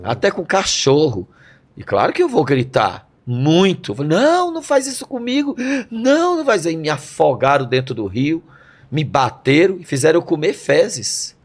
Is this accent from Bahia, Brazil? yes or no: no; Brasília, Federal District, Brazil; moved away; also born or lived in Rio de Janeiro / São Paulo / Campinas; sou de Brasília, nasci em Brasília